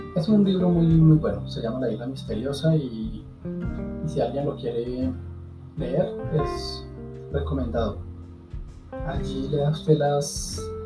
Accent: Colombia; aquí en mi país, en Colombia

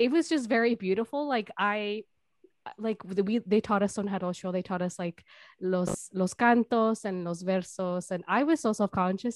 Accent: Milwaukee, Wisconsin, United States; also born or lived in California, United States; growing up in the United States, in Milwaukee

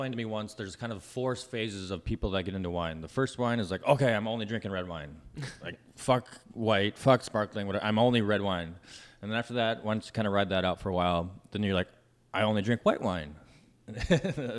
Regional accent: Minnesota, United States; now in Los Angeles, United States; I grew up in Minnesota and kind of rural country.

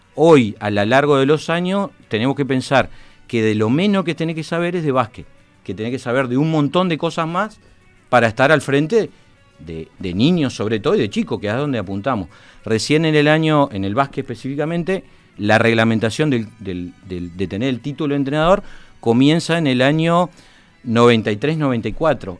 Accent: Montevideo, Uruguay; also born or lived in Fray Bentos, Uruguay; soy montevideano, muy montevideano de Jacinto Vera, pero mis papás son de Fray eh, y, estuve viviendo en Fray mucho tiempo

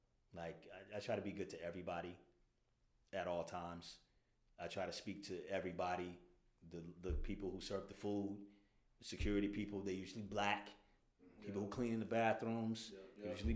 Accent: Daytona Beach, Florida, United States; moved away as an adult; now in Brooklyn, United States; shout out to my hometown, Daytona Beach

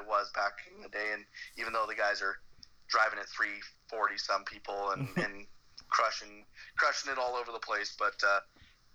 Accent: Canada; as a Canadian

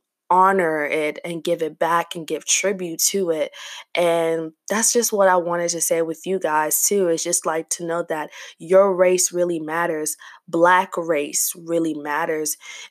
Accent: South Africa; also born or lived in Zambia; I'm from South Africa. My parents, I was born in Zambia, so technically I'm Zambian, but I still refer to myself as South African.

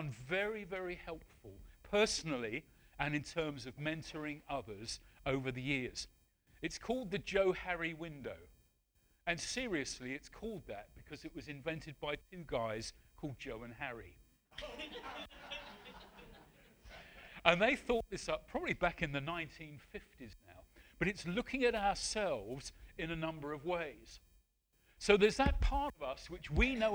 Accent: Wales, United Kingdom; also born or lived in Medway Towns / West Sussex / New Forest; now in Portishead, United Kingdom; I'm a Welshman.

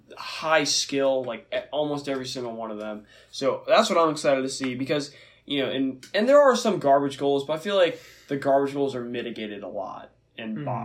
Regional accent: United States; as an American

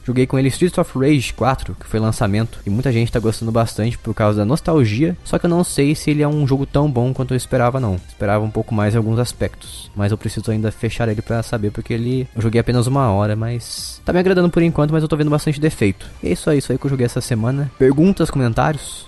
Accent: Paraíba Valley, São Paulo, Brazil; eu sou do Vale do Paraíba

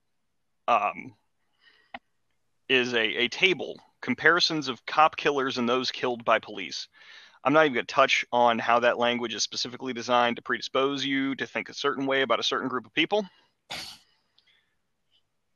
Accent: Prince George's County, Maryland, United States; I grew up in Prince George's County, Maryland, growing up as a white dude

